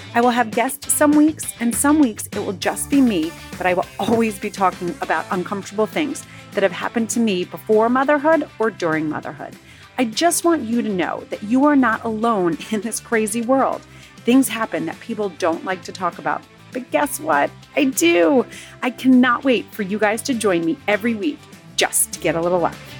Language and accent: English; New Jersey, United States; I grew up in New Jersey